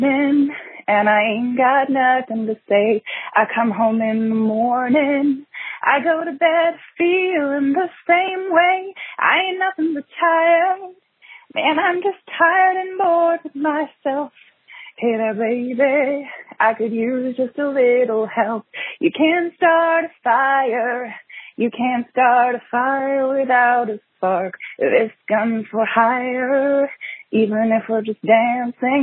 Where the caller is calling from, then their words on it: Toronto, Ontario, Canada; I'm calling from Toronto, Ontario, Canada